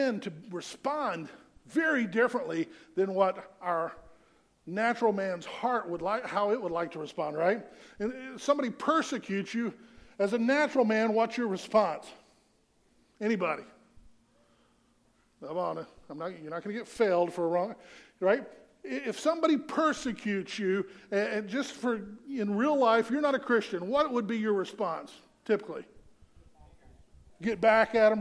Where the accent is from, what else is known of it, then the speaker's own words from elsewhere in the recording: the South, United States; I grew up in the South